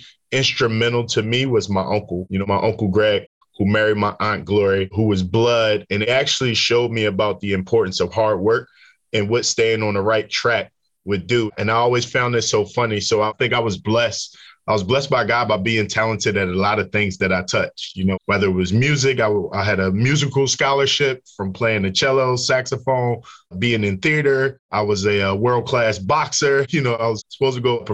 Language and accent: English; Philadelphia, Pennsylvania, United States; I grew up in Philadelphia, North Philadelphia, to be exact